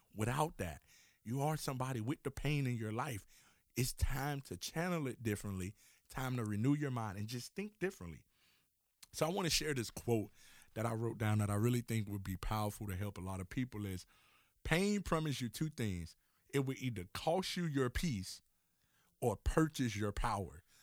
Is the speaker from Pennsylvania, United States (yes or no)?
no; Miami, Florida, United States; I'm from Miami, Florida, and so therefore we have our train system that run through the city